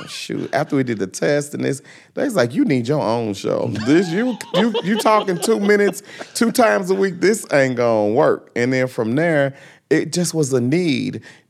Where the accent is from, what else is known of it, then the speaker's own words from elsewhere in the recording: University City, Missouri, United States; being from University City, growing up in the Lube, going to Mizzou